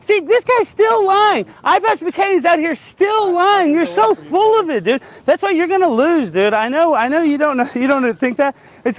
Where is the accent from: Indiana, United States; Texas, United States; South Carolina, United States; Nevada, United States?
Texas, United States; We're both from Texas.